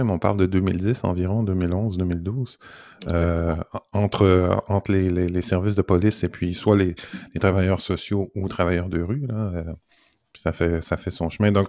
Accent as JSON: {"language": "French", "town": "Montreal", "region": "Quebec", "country": "Canada", "tie": "born or raised there", "also_born_or_lived": "France", "said": "j'ai grandi à Montréal"}